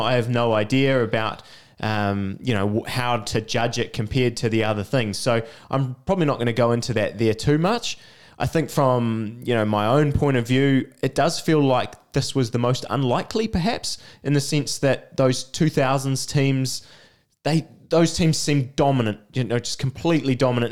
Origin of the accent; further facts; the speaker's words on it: New Zealand; as a Kiwi